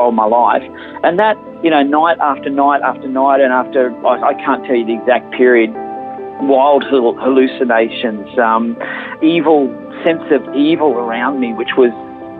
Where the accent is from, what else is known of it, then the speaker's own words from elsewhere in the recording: Sydney, New South Wales, Australia; also born or lived in Maxville, New South Wales; now in Gladstone, Australia; I was actually born in a little coastal town called Maxville in New South Wales, but I grew up in Sydney, northwestern suburbs, in a suburb called Carlingford